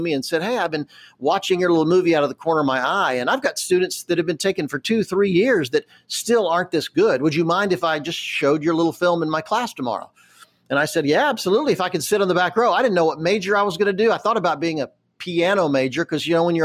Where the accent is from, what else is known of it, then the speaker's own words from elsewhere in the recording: Charlotte, North Carolina, United States; I grew up in Charlotte, North Carolina, back in a much earlier time